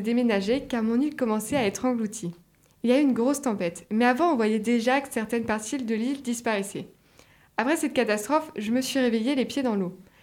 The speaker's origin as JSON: {"language": "French", "country": "Haiti", "moved": "as an adult", "said": "je suis haïtienne"}